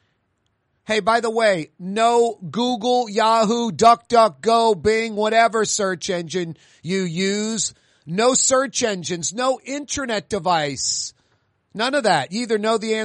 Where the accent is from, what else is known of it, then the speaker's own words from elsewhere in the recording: New Orleans, Louisiana, United States; As a Catholic boy, born and raised in New Orleans